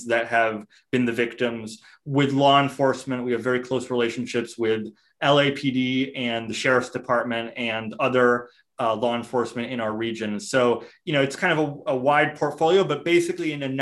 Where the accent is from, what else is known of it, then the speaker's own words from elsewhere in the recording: Massachusetts, United States; moved away as an adult; also born or lived in Argentina / Israel / Chicago; now in Los Angeles, United States; I was born in Argentina to an Argentinian Jewish family. We moved to the US, to Massachusetts, actually, when I was 3 years old. So I grew up there